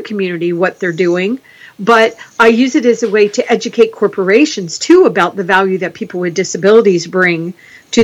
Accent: Florida, United States; I'm from the South, the United States, in the South. I'm from Florida

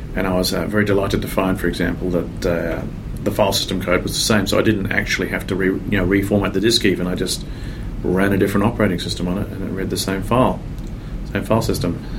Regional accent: Australia; accent: Australian; moved away as an adult; now in San Francisco Bay Area, United States; I'm originally from Australia. Um, now here in uh, San Francisco Bay Area for 17 years, so I'm a bit mixed up as to where I belong

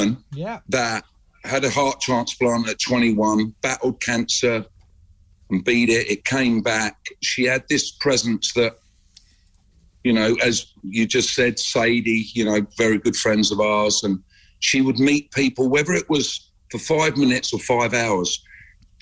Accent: Watford, East of England, United Kingdom; moved away as an adult; We're both from Watford

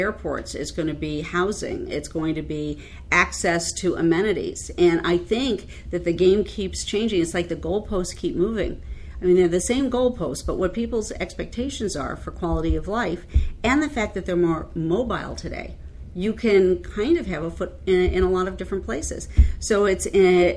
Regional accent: Chicago, Illinois, United States; now in Maryland, United States; I'm a Chicagoan

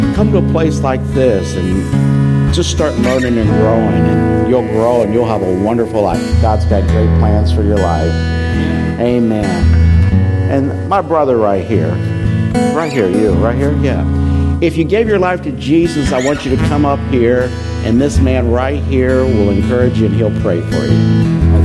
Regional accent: Iowa, United States; I'm from Iowa

